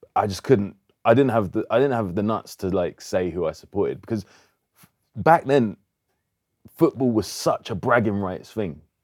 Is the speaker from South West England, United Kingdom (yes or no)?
no; London, United Kingdom; all my family was Southeast London, but they moved to Northwest, so that's where I grew up